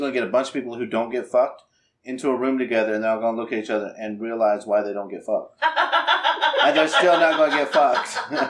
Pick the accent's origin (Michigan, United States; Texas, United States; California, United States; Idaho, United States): Idaho, United States; now in South Alabama, United States; No, I grew up in Idaho.